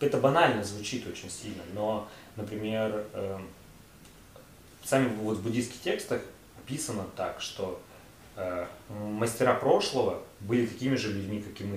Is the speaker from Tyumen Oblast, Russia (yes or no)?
yes; Tyumen, Tyumen Oblast, Russia; я простой чувак из Тюмени